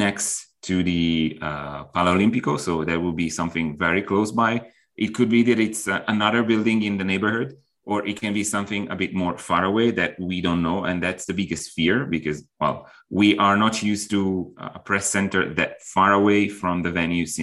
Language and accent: English; Milan, Lombardy, Italy; I'm from Milan